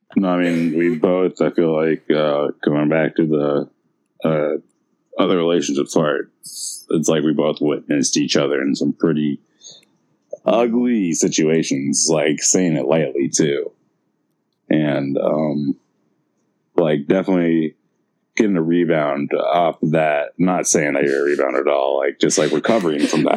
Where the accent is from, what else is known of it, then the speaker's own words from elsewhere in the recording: San Francisco, California, United States; growing up in San Francisco